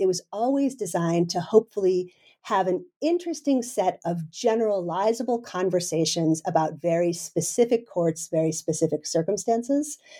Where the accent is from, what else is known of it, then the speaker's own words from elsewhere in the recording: United States; moved away as an adult; now in Denmark; I'm originally an American